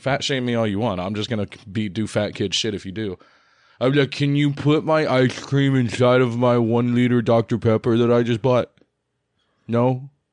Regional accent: Ohio, United States; we are from Ohio

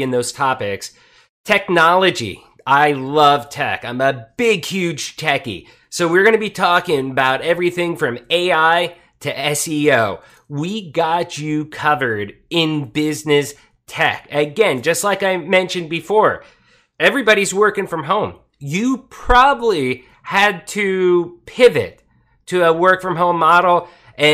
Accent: Pottsville, Pennsylvania, United States; moved away as an adult; also born or lived in Tijuana, Mexico; I was born in Coal Country, Pennsylvania, a small city called Pottsville. And at 18, I wanted out.

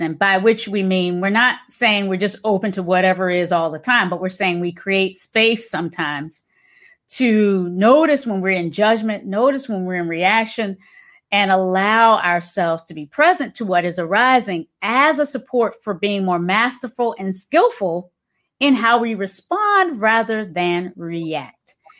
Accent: Hampton, Virginia, United States; moved away as an adult; also born or lived in Kinston, North Carolina / Charlottesville, Virginia; now in San Francisco, United States; raised in Hampton, Virginia

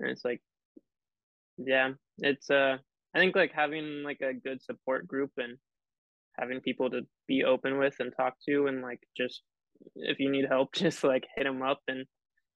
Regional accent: Bellingham, Washington, United States; born and raised in Bellingham.

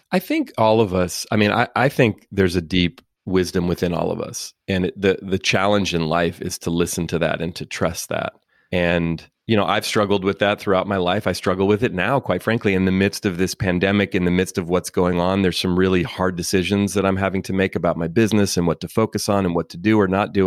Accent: Oakland, California, United States; I grew up in Oakland, California

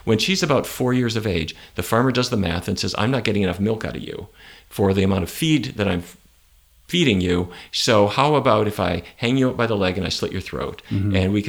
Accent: North Dakota, United States; Where I grew up in North Dakota, beef were what's for dinner.

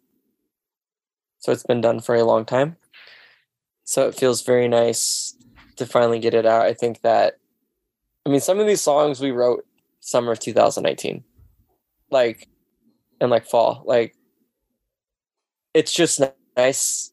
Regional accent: Pacific Northwest, United States; I'm from the Northwest

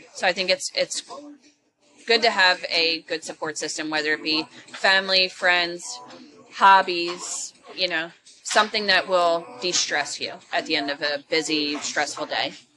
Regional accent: Philadelphia, Pennsylvania, United States; I am originally from Philly

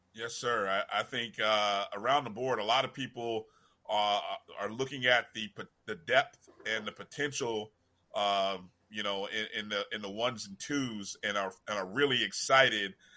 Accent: Indianapolis, Indiana, United States; my hometown, Indianapolis

